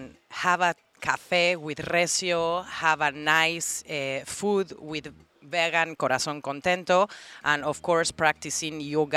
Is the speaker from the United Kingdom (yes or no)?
no; Mexico City, Mexico; now in Playa del Carmen, Mexico; I'm from Mexico City